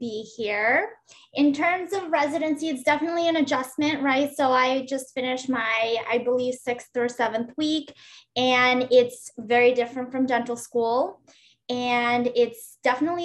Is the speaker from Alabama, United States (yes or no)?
no; New York City, New York, United States; moved away as an adult; also born or lived in Uzbekistan / Boston, United States; now in Philadelphia, United States; I grew up in Brooklyn, New York.